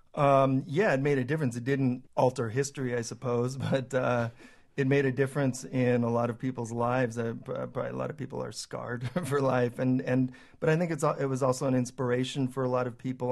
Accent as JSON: {"language": "English", "region": "California", "country": "United States", "also_born_or_lived": "Moscow, Russia", "moved": "as an adult", "said": "I'm American. And in some ways, I started becoming, I think, I don't know, almost a little bit more American or Californian, uh, in those last few years, like, really feeling in my roots"}